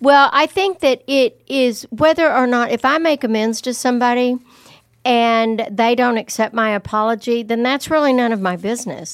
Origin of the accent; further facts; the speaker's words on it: the South or Texas, United States; growing up in the South or in Texas